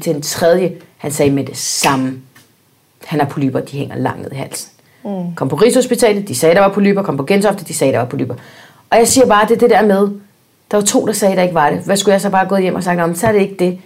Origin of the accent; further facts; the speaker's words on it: Spain; now in United States; da jeg var barn i Spanien